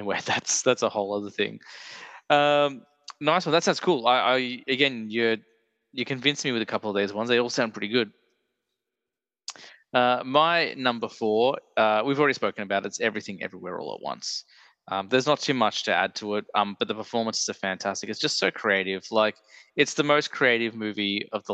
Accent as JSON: {"language": "English", "country": "Australia", "said": "an Australian movie podcaster"}